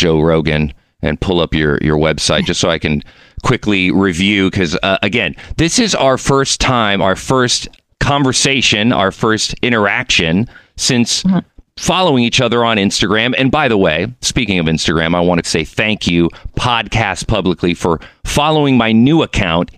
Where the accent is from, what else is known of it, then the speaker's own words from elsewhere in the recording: Mexico City, Mexico; I'm from Mexico City.